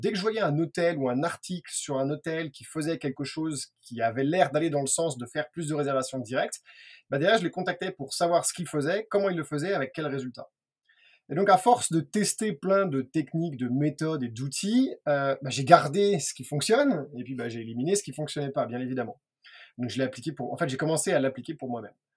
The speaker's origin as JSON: {"language": "French", "country": "France", "said": "on est français"}